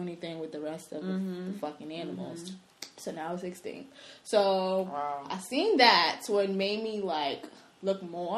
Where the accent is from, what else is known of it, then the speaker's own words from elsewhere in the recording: New York City, New York, United States; I'm from the Bronx.